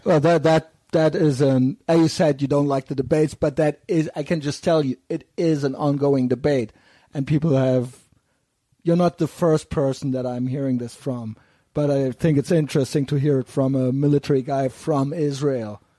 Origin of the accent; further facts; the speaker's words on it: Cologne, North Rhine-Westphalia, Germany; I'm from Cologne